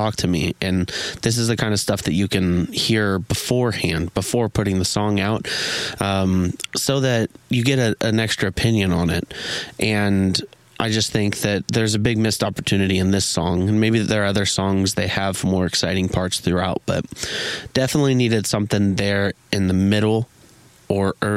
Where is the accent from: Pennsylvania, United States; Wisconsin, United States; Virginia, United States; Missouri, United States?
Missouri, United States; I'm from Missouri.